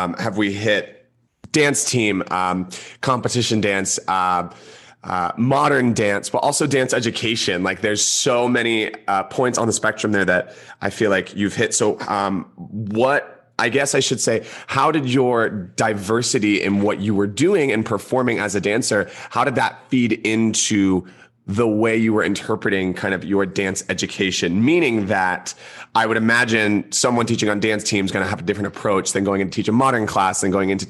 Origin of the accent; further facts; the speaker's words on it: Georgia, United States; now in Las Vegas, United States; I'm born and raised in Georgia, so I'm very much a southeastern boy, but it's funny living out in Vegas now.